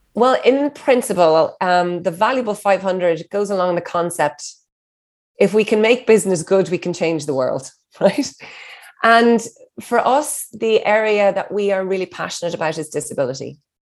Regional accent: Ireland; I'm an Irish hustler

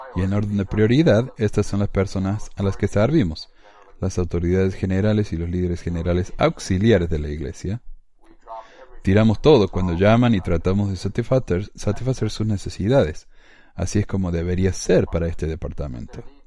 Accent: Córdoba, Argentina; accent: cordobés; now in Ogden, United States; yo soy de Córdoba, porque tengo acento cordobés obviamente.

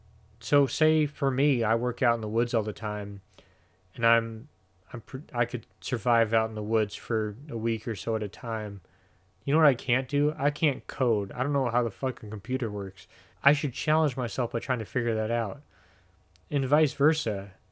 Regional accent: Midwest, United States; As much as anything else, I'm from the Midwest. I'm cheap as fuck.

